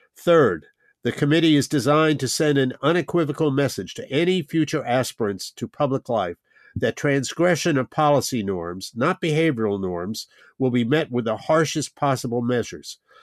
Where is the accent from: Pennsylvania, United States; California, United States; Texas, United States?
Pennsylvania, United States; Pennsylvania, again, my home state